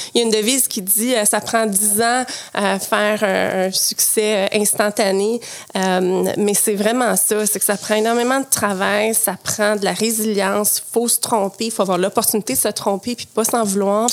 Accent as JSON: {"language": "French", "town": "Quebec City", "region": "Quebec", "country": "Canada", "tie": "born or raised there", "also_born_or_lived": "Montreal", "moved": "yes", "said": "j'ai grandi à Québec, donc ah mon passé de nage synchronisée s'est fait à Québec."}